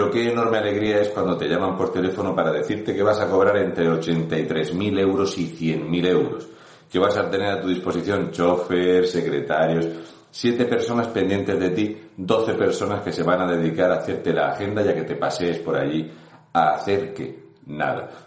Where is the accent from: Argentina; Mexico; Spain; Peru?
Spain; Region of Murcia; un murciano encabronado.